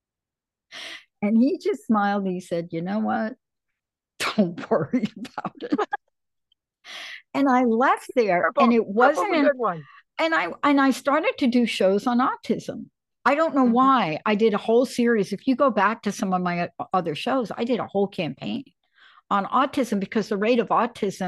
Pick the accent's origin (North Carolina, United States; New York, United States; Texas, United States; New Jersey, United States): New York, United States; New York City; I was this crazy little kid growing up in the Bronx